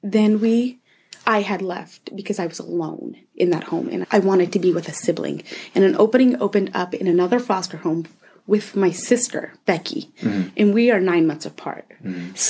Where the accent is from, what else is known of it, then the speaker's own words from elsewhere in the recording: Anchorage, Alaska, United States; I was born and raised here in Alaska. I've been here my whole life. Grew up in Anchorage, mainly.